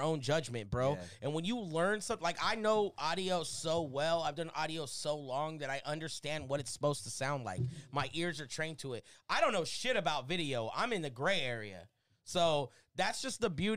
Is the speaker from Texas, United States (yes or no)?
no; Porterville, California, United States; I grew up in Porterville, so that's like before Bakersfield, so that's still St. Cal